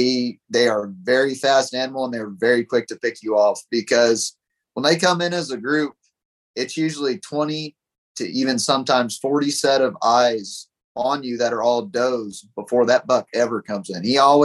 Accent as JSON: {"language": "English", "town": "Pipe Creek", "region": "Texas", "country": "United States", "tie": "born or raised there", "said": "I grew up in Pipe Creek right by Bandera, and I'd always see them as a kid."}